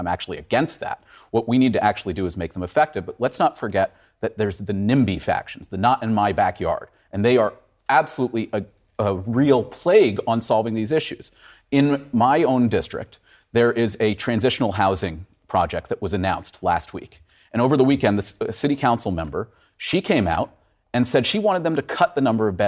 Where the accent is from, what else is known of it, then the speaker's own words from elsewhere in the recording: New York City, New York, United States; I grew up in New York City in the 1980s